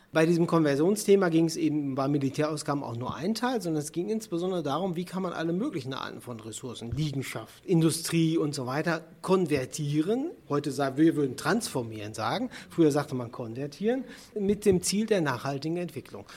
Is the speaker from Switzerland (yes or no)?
no; Sauerland, North Rhine-Westphalia, Germany; also born or lived in Bonn / Ruhr area; now in near Bonn, Germany; ich ja eigentlich gebürtiger Sauerländer bin